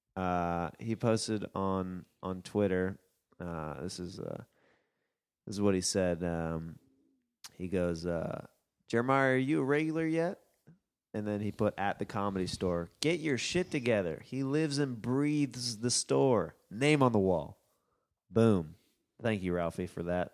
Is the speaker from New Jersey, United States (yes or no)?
no; Los Angeles, California, United States; Los Angeles